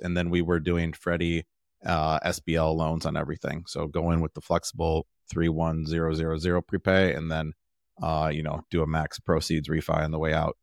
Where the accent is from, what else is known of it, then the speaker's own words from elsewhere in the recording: Milwaukee, Wisconsin, United States; now in Austin, United States; I'm from the Milwaukee area, so Milwaukee